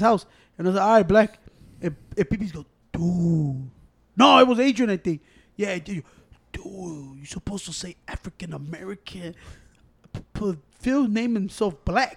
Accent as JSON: {"language": "English", "country": "Mexico", "said": "me being Mexican"}